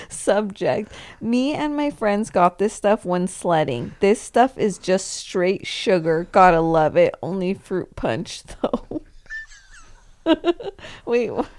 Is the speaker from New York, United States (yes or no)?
no; Camarillo, California, United States; where I grew up in Camarillo